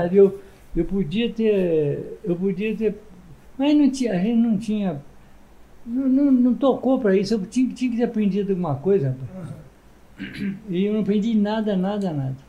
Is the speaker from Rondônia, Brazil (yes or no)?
no; Ibatiba, Espírito Santo, Brazil; eu fui criado em Ibatiba